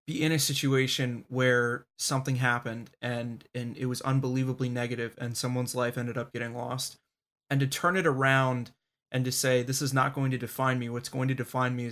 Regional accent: Baltimore, Maryland, United States; moved away; also born or lived in Washington, D.C.; I was born in Baltimore. I lived in DC for 4 years

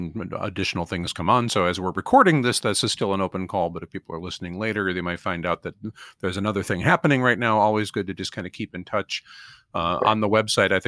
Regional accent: Minnesota, United States; my home state of Minnesota, where I'm speaking from right now.

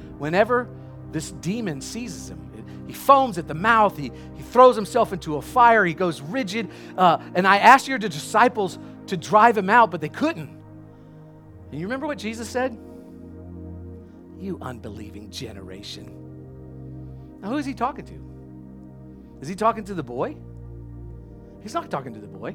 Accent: the South, United States; I grew up in the South

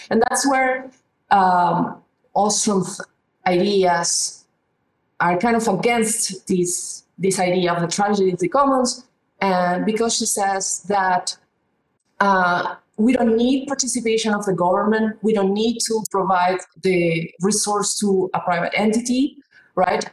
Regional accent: Peru; moved away; I come originally from Peru, and uh, even though I was from a middle class family, we had water problems.

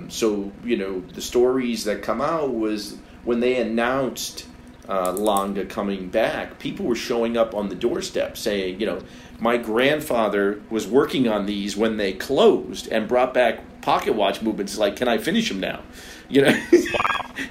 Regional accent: United States; as stupid Americans.

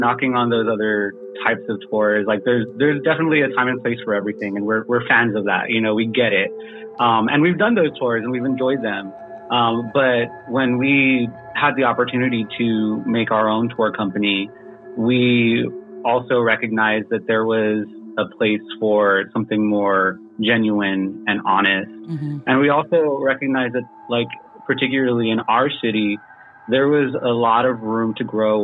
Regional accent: San Antonio, Texas, United States; I was born and raised in San Antonio

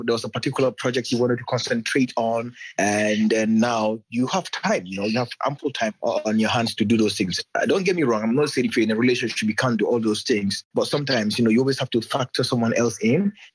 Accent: Gambia; I am from the Gambia

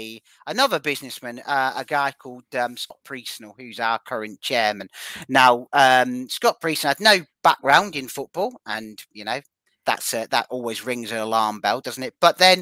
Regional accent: South West England, United Kingdom; accent: West Country; now in Preston, United Kingdom; I actually live up north, which is why my accent is slightly not quite as Wurzel Gummidge.

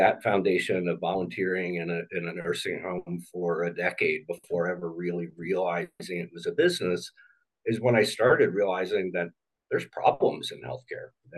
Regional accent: Indianapolis, Indiana, United States; also born or lived in Cincinnati, Ohio / Louisville, Kentucky / Lexington, Kentucky; So I was born in Cincinnati. We did a little bit of moving around to parts of Kentucky, Louisville and Lexington, before settling pretty early in my life, so still preteen, in Indianapolis, and have been there since

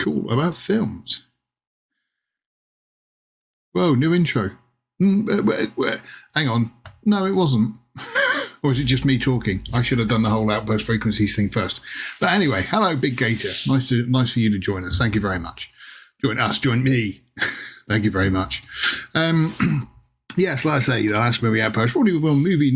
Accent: Plymouth, South West England, United Kingdom; moved away; I went down to my hometown of Plymouth in southwest England recently to see my mum, who still lives down there

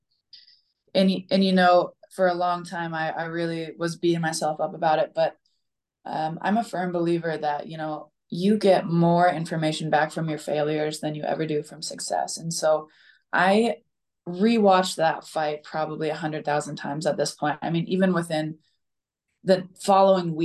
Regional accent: Boise, Idaho, United States; It was in my hometown, right? It's in Boise, Idaho.

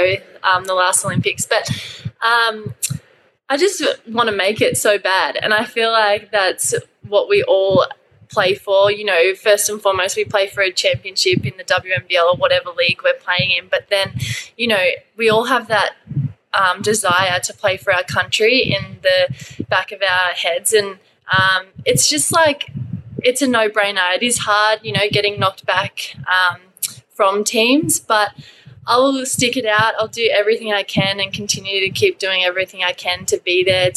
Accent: Sydney, New South Wales, Australia; now in Townsville, Australia; I'm from Sydney, so it's a lot more laid back.

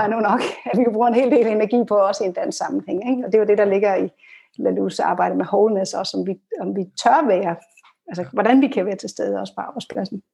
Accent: Denmark

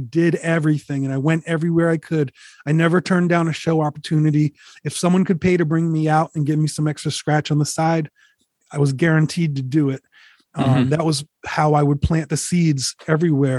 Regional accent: Rhode Island, United States; moved away as an adult; now in Connecticut, United States; I'm representing Rhode Island everywhere.

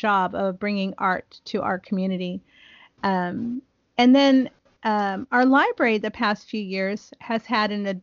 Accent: northeastern Ohio, United States; now in Texas, United States; I was pretty fluent when I was in high school, where I grew up in Ohio, in northeastern Ohio. But then I moved to Texas.

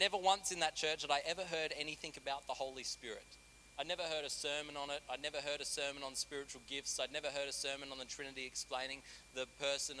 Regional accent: Australia; moved away as an adult; now in Central Coast, Australia; I'm from a very small country town

